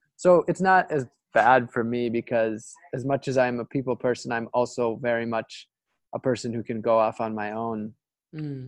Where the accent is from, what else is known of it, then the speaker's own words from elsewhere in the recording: Ashland, Wisconsin, United States; now in Florida, United States; my hometown of ashland wisconsin